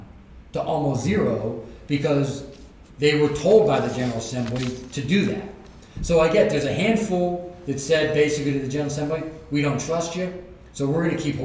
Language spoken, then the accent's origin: English; Pennsylvania, United States; as a Pennsylvanian